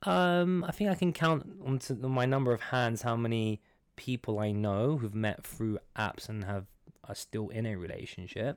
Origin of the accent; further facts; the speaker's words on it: London, United Kingdom; moved away as an adult; now in Dubai, United Arab Emirates; I'm from London. I'm from Iranian descent